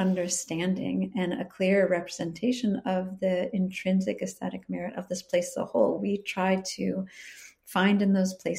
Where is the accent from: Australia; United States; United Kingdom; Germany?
United States; Chicago, Illinois; also born or lived in California; now in Willamette Valley, Oregon, United States; I'm originally from Chicago